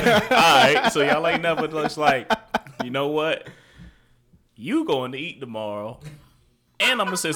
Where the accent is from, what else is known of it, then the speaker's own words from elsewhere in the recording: Georgia, United States; I'm from Georgia. It's always hot.